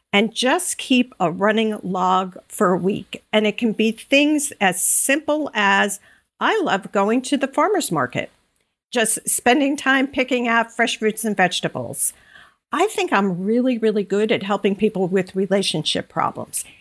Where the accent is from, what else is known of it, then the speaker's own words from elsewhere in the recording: Long Island, New York, United States; moved away as an adult; also born or lived in North Carolina / Connecticut; now in Bucks County, Pennsylvania, United States; grew up in Long Island, went to school in North Carolina, lived most most of my adult life in Connecticut, and uh, less than two years ago, we moved to Bucks County, Pennsylvania